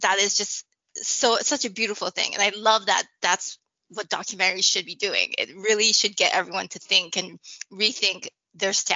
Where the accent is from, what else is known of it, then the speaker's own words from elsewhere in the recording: Canada; I grew up in Canada